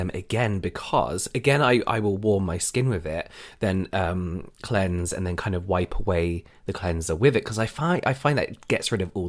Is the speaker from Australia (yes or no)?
no; England, United Kingdom; I'm going to call them flannels, sorry, because I'm English and I'm used to calling them flannels.